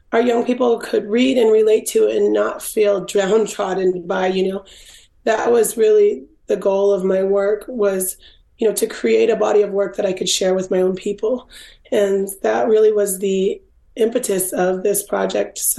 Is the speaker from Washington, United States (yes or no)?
yes; Swinomish tribe, Washington, United States; also born or lived in Los Angeles; I was raised in the Swinomish tribe in Washington State, and my dad's tribe is Tulalip